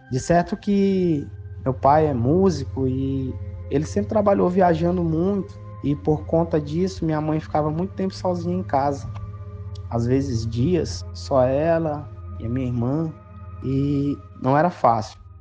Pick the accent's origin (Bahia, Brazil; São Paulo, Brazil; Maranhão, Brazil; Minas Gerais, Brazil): Maranhão, Brazil; nós somos do Maranhão, atualmente moramos na cidade de Imperatriz